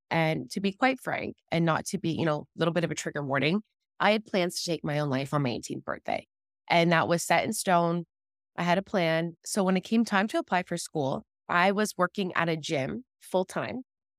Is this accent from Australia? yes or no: no; Ontario, Canada; I'm from Ontario, Canada. For all the American followers, I actually border Detroit, Michigan. So I'm looking into Detroit right now from my bedroom. So I'm right on the border.